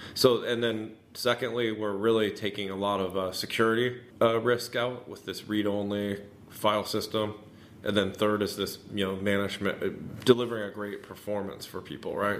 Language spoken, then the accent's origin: English; Northern California, United States; born and raised in Northern California